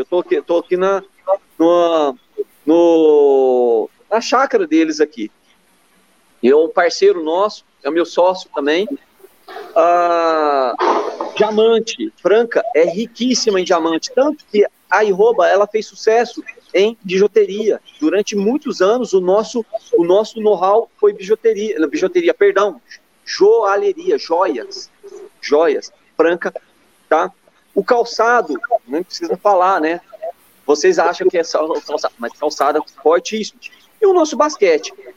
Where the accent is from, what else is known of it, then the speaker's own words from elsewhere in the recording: Minas Gerais, Brazil; eu já sou mineiro